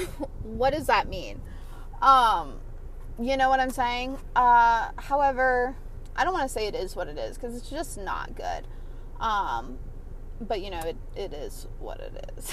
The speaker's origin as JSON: {"language": "English", "area": "around Atlanta", "region": "Georgia", "country": "United States", "said": "I'm from Atlanta, but I'm like from quotation marks Atlanta. Um, and I'm not going to give my specifics out, but I'm from, you know, around Atlanta"}